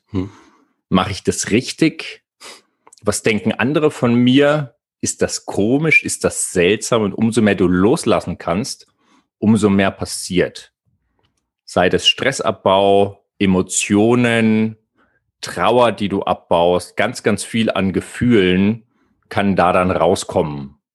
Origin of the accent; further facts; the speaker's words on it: Bavaria, Germany; ich bin äh, in der Nähe groß geworden.